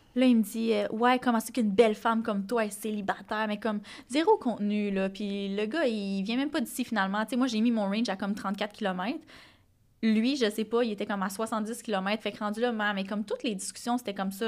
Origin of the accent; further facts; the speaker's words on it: Gaspésie, Quebec, Canada; je viens de la Gaspésie